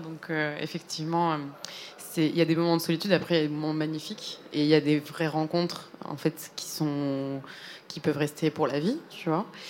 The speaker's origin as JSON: {"language": "French", "country": "Spain", "tie": "born or raised there", "moved": "yes", "said": "c'est mes origines personnelles parce que j'ai grandi en Espagne."}